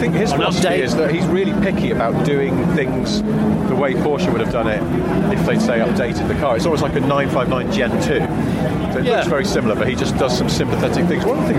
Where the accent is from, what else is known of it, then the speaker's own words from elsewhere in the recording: Wilmslow, North West England, United Kingdom; I grew up in Wilmington, it's a weird place, there's too much money sloshing around in the 80s